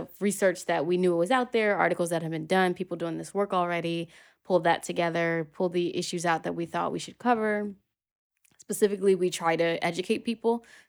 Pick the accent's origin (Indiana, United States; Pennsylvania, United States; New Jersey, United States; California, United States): Pennsylvania, United States; Philadelphia; now in New York, United States; Born and raised, born and raised, yeah.